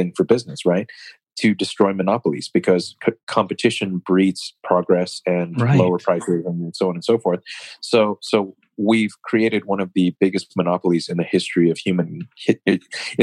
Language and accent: English; United States; I'm an American